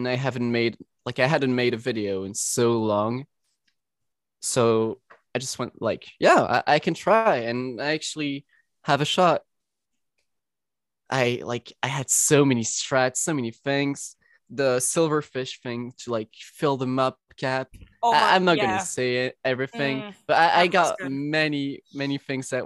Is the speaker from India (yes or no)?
no; Belgium; English is a second language; I'm from Belgium and talk French